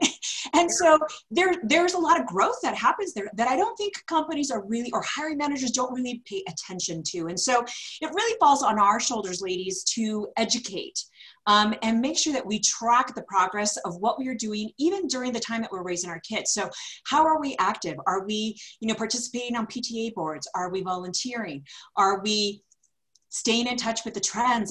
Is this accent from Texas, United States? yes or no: no; California, United States; moved away as an adult; now in Denver, United States; I'm originally from California, moved out to Denver, now cementing roots here 19 years later